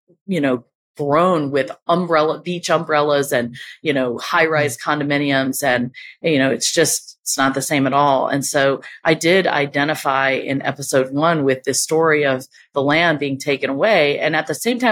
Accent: Laurel, Mississippi, United States; also born or lived in Oxford, Mississippi; I grew up in Laurel, Mississippi

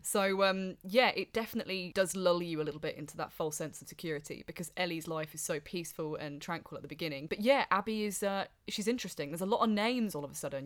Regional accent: Wellingborough, East Midlands, United Kingdom; born or raised there

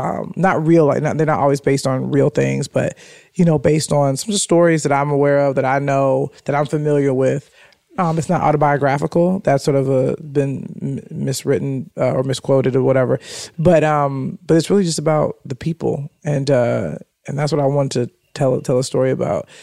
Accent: Chicago, Illinois, United States; moved away as an adult; now in Los Angeles, United States; Chance and I are from a similar area. I never knew the name of it, but it's called Chatham. And I think that's sort of, I think the area, what's technically what it's called, but grew up on 79th Street

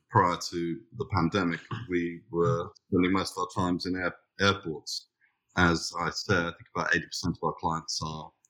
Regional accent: London, United Kingdom; now in Australia; So, we've been established in Australia now for 28 years. We came from London

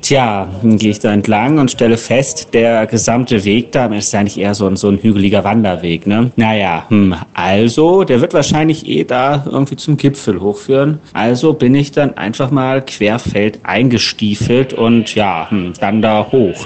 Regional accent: Northern Germany, Germany; als Norddeutscher

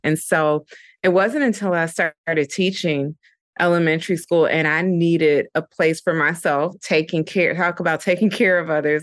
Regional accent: Dayton, Ohio, United States; moved away as an adult; also born or lived in Atlanta, Georgia; now in New York, United States; I'm originally from Dayton, Ohio, and I moved to Atlanta, Georgia when I was eighteen years old

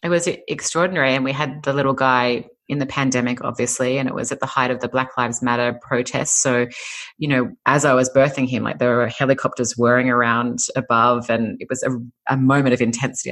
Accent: Sydney, New South Wales, Australia; moved away as an adult; now in California, United States; I'm Australian. I come from Sydney, Australia. I've been living in California for almost five years now, but um, grew up in Sydney

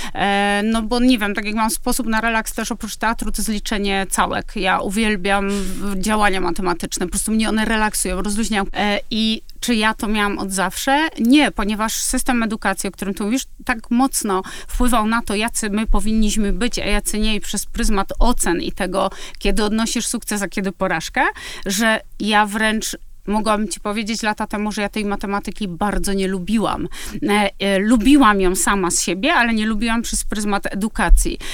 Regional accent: Kraków, Lesser Poland, Poland; Ja jestem z Krakowa

